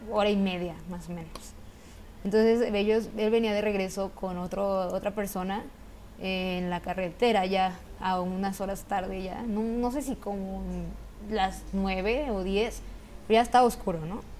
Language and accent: Spanish; Mexico